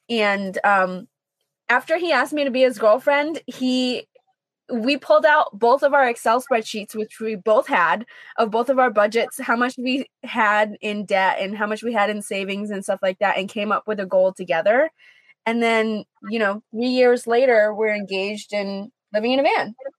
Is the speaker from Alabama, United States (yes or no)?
no; East Hartford, Connecticut, United States; moved away as an adult; I'm from East mm-hmm. Hartford